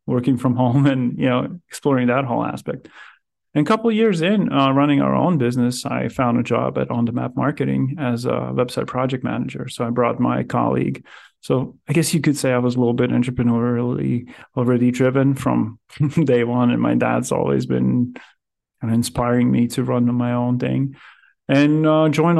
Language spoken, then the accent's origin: English; Riga, Latvia; moved away as an adult; also born or lived in Powell, Wyoming; I'm originally from Riga, Latvia